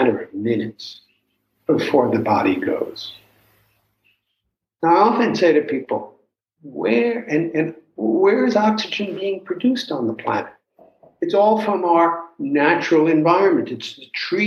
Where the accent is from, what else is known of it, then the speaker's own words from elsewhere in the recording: New York City, New York, United States; moved away; where I grew up in New York City